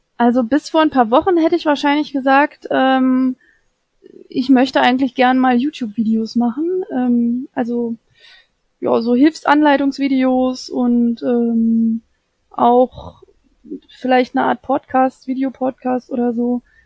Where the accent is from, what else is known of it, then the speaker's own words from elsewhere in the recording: Saxony-Anhalt, Germany; moved away; ich komme ja aus ursprünglich aus Sachsen-Anhalt